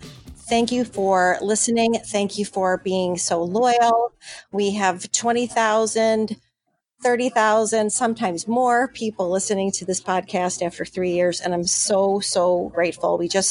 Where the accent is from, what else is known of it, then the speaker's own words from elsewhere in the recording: Buffalo, New York, United States; out of my hometown of Buffalo, New York. And I met them when I was just a wee girl of 17